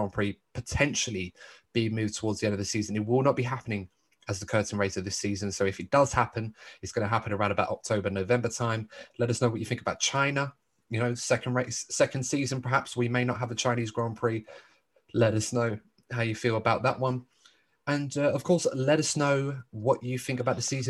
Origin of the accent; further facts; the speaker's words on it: United Kingdom; as a British sports fan